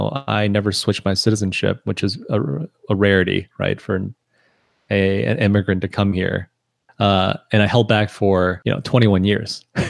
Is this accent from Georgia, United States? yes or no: no; Michigan, United States; because when people ask, "Oh, where you're from?" the simplest answer would be Detroit. But you know, we're 25 miles from Detroit. We're not from Detroit.